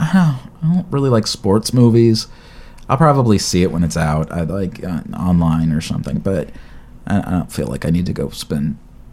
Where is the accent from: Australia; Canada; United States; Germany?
Australia; Oh, I'm Australian.